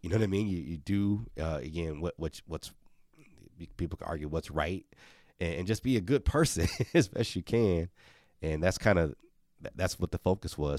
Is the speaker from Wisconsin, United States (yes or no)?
yes; Milwaukee, Wisconsin, United States; moved away as an adult; Marquette, which is right in Milwaukee, my hometown